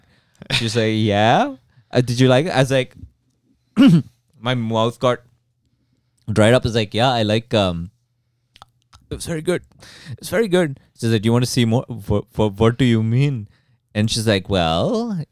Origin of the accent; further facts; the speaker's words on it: Dubai, United Arab Emirates; now in Canada; I'm from Dubai.